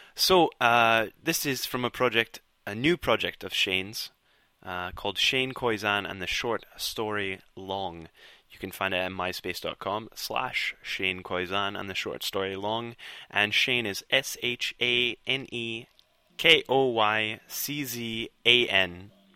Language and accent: English; Scotland, United Kingdom; accent: Scottish; my Scottish accent.